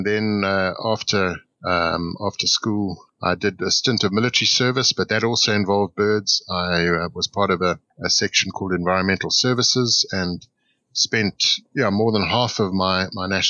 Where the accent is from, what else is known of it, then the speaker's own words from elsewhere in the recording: Grahamstown, Eastern Cape, South Africa; I grew up in Grahamstown in the Eastern Cape